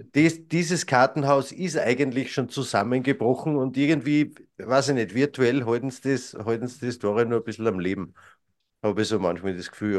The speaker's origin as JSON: {"language": "German", "country": "Austria", "said": "bei uns in Österreich"}